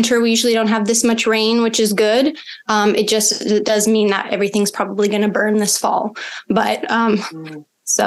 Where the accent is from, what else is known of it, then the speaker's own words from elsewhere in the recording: Czechia; now in Orange County, United States; I am originally from the Czech Republic.